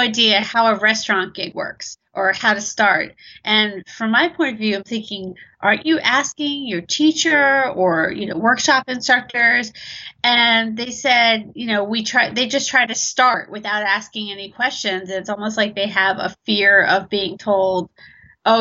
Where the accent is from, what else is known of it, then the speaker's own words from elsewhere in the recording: Baltimore, Maryland, United States; also born or lived in Abingdon; I'm a dancer from Baltimore, Maryland on the East Coast. I'm currently based out of Abingdon.